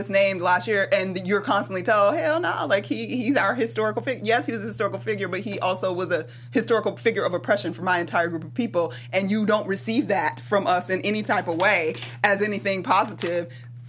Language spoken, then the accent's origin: English; Atlanta, Georgia, United States; I grew up in Atlanta, so there's a whole lot of slave memorabilia all around the place all the time